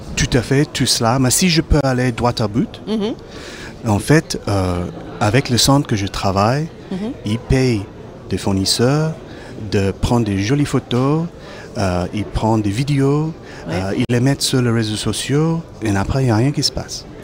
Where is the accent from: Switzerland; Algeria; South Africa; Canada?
South Africa; Cape Town, Western Cape; French is a second language; now in Périgord, France; Je viens du Cap, en Afrique du Sud